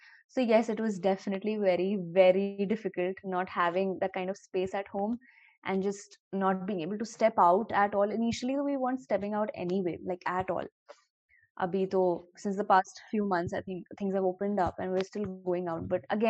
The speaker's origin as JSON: {"language": "English", "town": "Lucknow", "region": "Uttar Pradesh", "country": "India", "also_born_or_lived": "Mumbai", "moved": "as an adult", "said": "I'm 23 years old and I'm from Lucknow"}